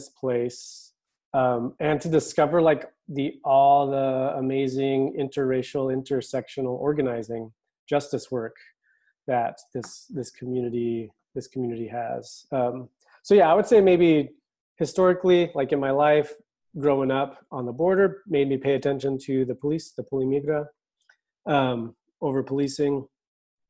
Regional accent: Los Angeles, California, United States; moved away as an adult; also born or lived in Tucson, Arizona; now in North Carolina, United States; growing up in Southern California and Arizona, southern part of Arizona, next to the borderlands area

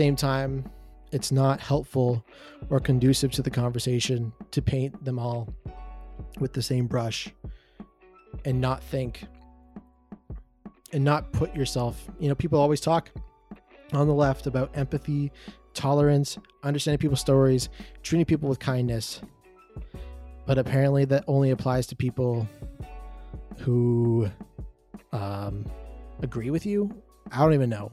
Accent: Canada; a Canadian up north

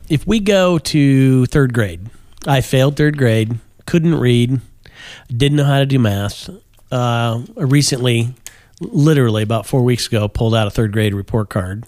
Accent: Kokomo, Indiana, United States; I grew up in, uh, Kokomo, Indiana

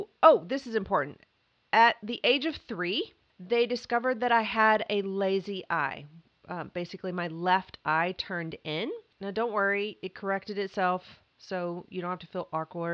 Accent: Mayfield, Kentucky, United States; also born or lived in Atlanta / Hilton Head; now in Los Angeles, United States; I grew up in Kentucky, Mayfield specifically. It's in western Kentucky. But before the age of five, we had moved three times

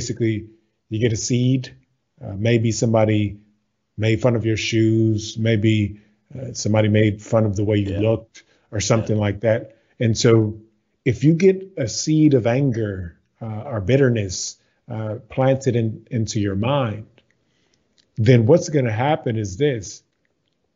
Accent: Baton Rouge, Louisiana, United States; I am from the States. So I'm from Baton Rouge, Louisiana.

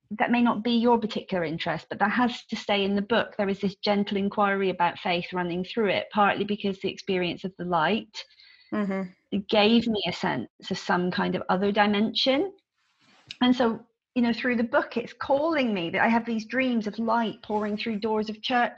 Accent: Devon, South West England, United Kingdom; It's slightly different in Devon. Some of our language patterns are different.

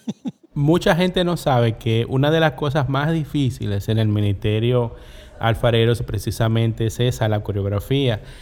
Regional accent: La Romana, Dominican Republic; En la esquina de mi barrio, en el ensanche La Voz de la Romana, había un negocio

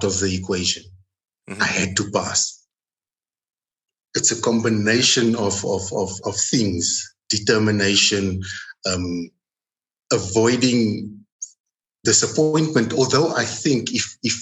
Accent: South Africa; first language Afrikaans; English is a second language

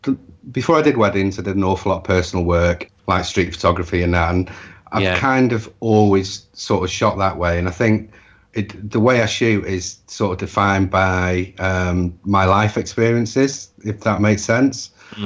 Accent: Wales, United Kingdom; I'm Welsh.

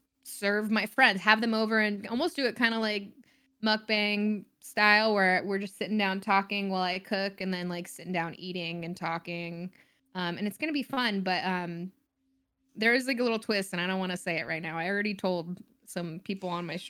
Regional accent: the South, United States; I grew up in the South, so there's tons of barbecue and stuff and you know, I everybody around me is eating meat.

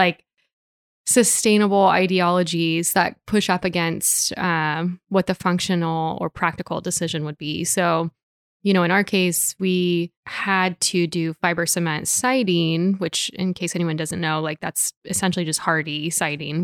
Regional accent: Portland, Oregon, United States; moved away as an adult; also born or lived in Singapore; now in Hood River, United States; I was born and raised in Portland too

